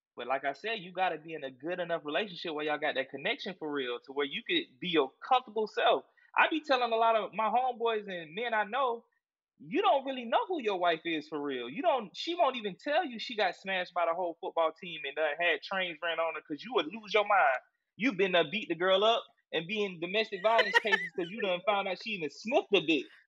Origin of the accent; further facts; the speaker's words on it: Columbia, South Carolina, United States; I'm from South Carolina for real, born and raised Columbia, South Carolina